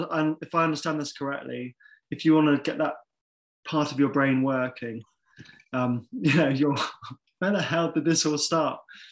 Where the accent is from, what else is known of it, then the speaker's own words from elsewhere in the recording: Bath, South West England, United Kingdom; I grew up in Bath